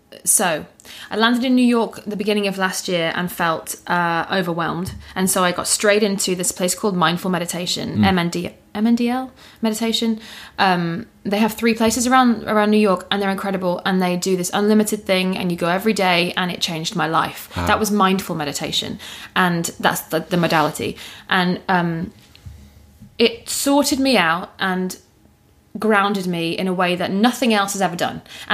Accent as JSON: {"language": "English", "country": "United Kingdom", "said": "You know, as a Brit, it's going to be."}